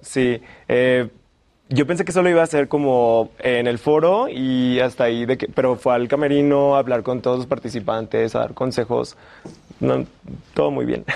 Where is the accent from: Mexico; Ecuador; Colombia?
Mexico; Guanajuato; now in Mexico City, Mexico; soy de Guanajuato